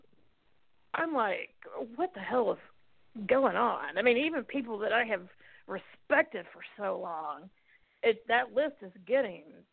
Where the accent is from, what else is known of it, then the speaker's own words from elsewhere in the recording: United States; I'm an American